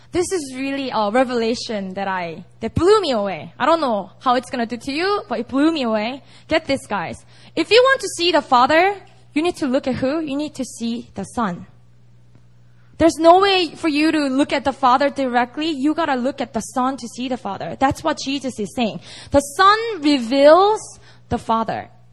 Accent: Busan, South Korea; now in Seoul, South Korea; I actually have a lot of non-believing friends and family members in Busan, which is my hometown

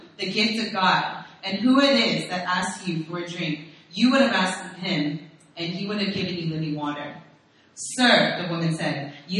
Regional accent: Virginia, United States; moved away as an adult; now in South Korea; I grew up in Virginia

